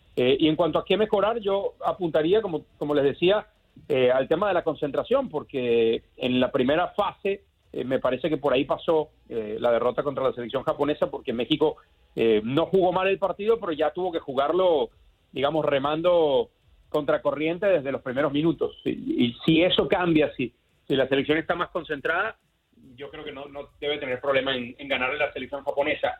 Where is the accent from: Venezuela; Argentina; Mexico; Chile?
Venezuela; como decimos en Venezuela, en mi tierra